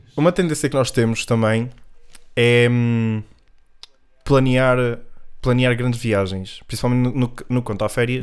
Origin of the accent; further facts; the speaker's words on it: Norte, Portugal; aqui no Norte, como a minha terrinha